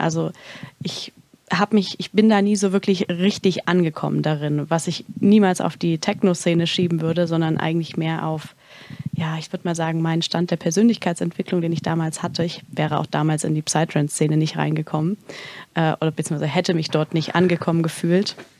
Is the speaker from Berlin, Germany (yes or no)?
no; Erfurt, Thuringia, Germany; moved away; ich komme eigentlich aus Erfurt, äh, Thüringen